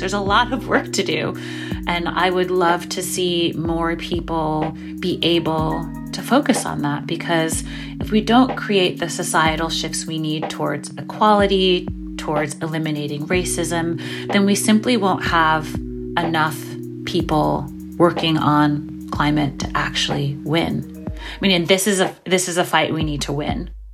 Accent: New York City, New York, United States; born or raised there

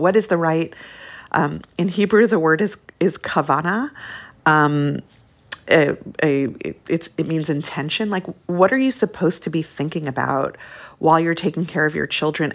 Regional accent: Brooklyn, New York, United States; moved away; also born or lived in Long Island; When we moved to Brooklyn from Long Island

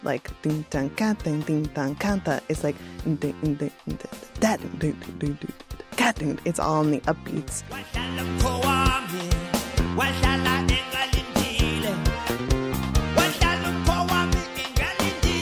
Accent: United States; as a white American kid

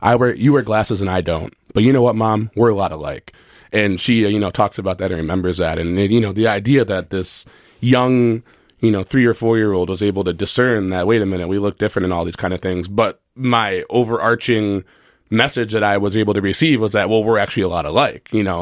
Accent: Minnesota, United States; I'm from Minnesota

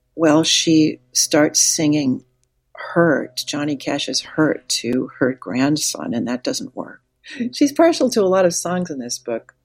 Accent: Wahpeton, North Dakota, United States; I grew up in Wapaton, North Dakota

